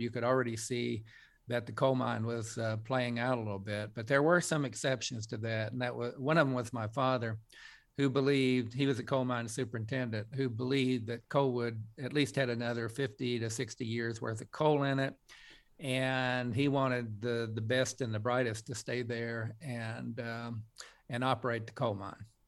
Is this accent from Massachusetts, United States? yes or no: no; Coalwood, West Virginia, United States; a kid growing up in Colwood